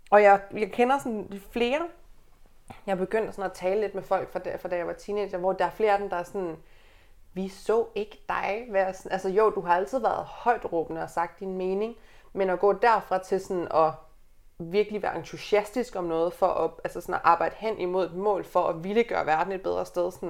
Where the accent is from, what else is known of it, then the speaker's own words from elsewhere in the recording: Aalborg, North Denmark Region, Denmark; now in Copenhagen, Denmark; Jeg er lige blevet 27. Jeg er fra Aalborg, jeg bor i København